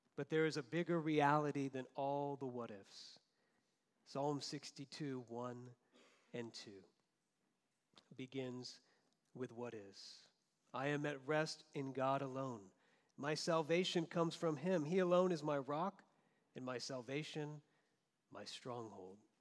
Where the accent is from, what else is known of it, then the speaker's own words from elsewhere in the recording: Florida, United States; moved away; also born or lived in Southern California; growing up in Florida